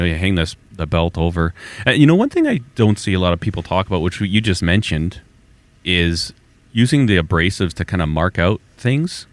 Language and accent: English; Alberta, Canada; I'm from Alberta